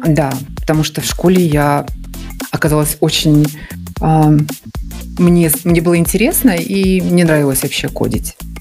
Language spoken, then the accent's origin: Russian; Murmansk, Murmansk Oblast, Russia; moved away as an adult; now in Moscow, Russia; я жила в Мурманске